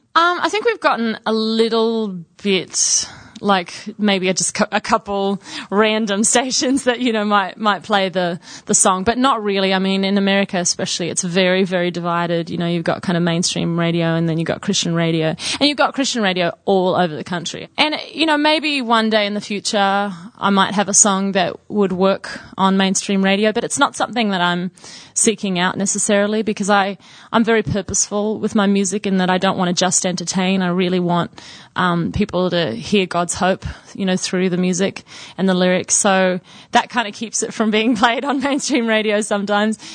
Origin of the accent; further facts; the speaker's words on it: Sydney, New South Wales, Australia; also born or lived in Brisbane, Australia; now in United States; I actually grew up in Sydney and then lived in Brisbane for about a year and a half um, before we moved to the States in 91